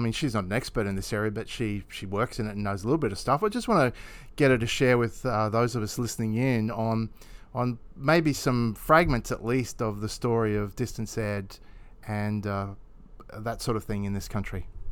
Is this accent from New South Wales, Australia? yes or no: no; Roma, Queensland, Australia; I was born in Roma